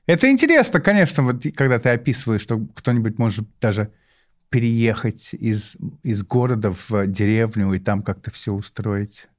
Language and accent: Russian; London, United Kingdom; Russian is a second language; moved away as an adult; now in Moscow, Russia; Я из Лондона и живу в Москве